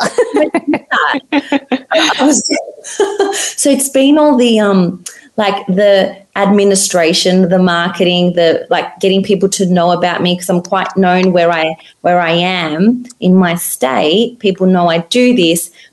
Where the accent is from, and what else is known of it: Australia